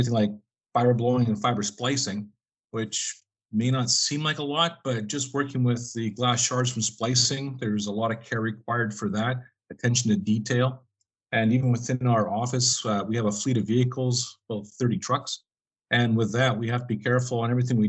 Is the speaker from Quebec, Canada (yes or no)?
no; East Selkirk, Manitoba, Canada; I grew up in East Selkirk, originally a farm kid